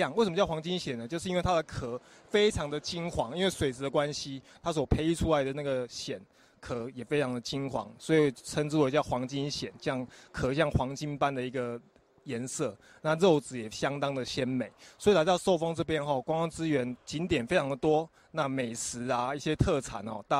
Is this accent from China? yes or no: no; Taiwan; 我们台湾人